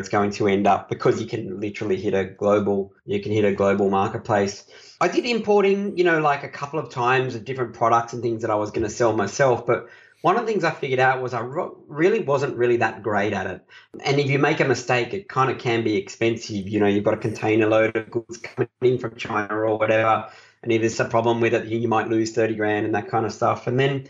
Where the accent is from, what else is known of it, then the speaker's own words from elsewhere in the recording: Australia; I'm an Aussie